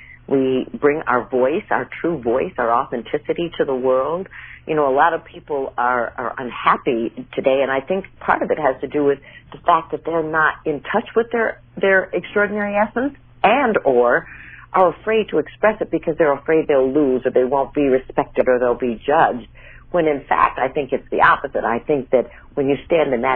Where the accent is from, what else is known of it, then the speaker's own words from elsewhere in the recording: Minnesota, United States; moved away; also born or lived in New York / California; I grew up in Minnesota